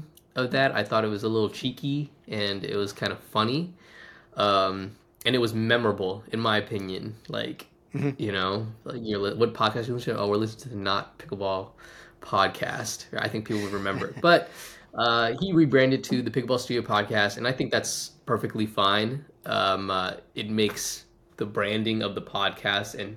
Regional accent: Washington, District of Columbia, United States; moved away as an adult; now in Tulsa, United States; I'm originally from Washington, D.C.

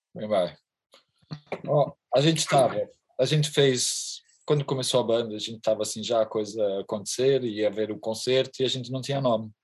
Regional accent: Charneca da Caparica, Setúbal, Portugal; sou da Charneca da Caparica, exatamente isso aqui é a garagem da minha casa

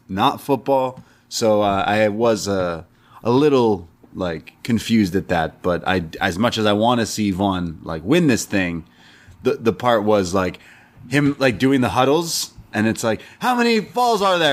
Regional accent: Canada; We're Canadian.

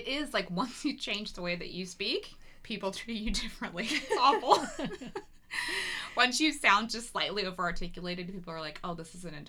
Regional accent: the South, United States; accent: Southern; even when I moved out here and I spent a lot of time, like, training myself out of my Southern accent.

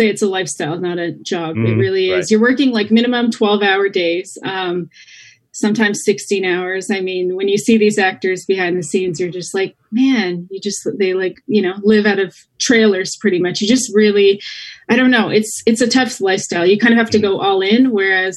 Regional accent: Canada; now in Los Angeles, United States; I'm originally from Canada, but now I'm in California

